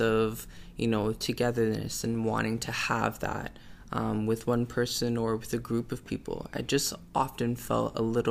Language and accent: English; Toronto, Ontario, Canada; I was born and raised in Toronto, Canada. And that's where I reside, and that's where I love to be